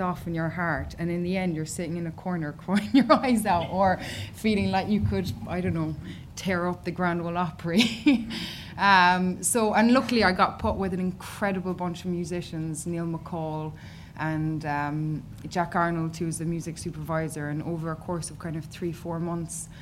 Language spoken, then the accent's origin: English; Killarney, Munster, Ireland; my hometown in Killarney